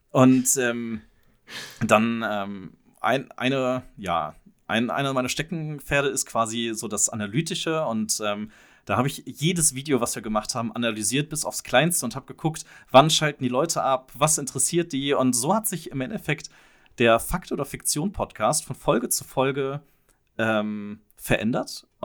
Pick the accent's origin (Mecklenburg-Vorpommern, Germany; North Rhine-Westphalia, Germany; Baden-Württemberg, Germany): North Rhine-Westphalia, Germany; Mönchengladbach; Ja, achso, und wir kommen aus München-Gladbach